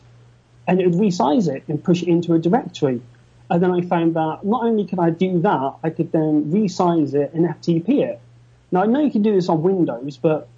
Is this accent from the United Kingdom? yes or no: yes; United Kingdom; I'm just good old British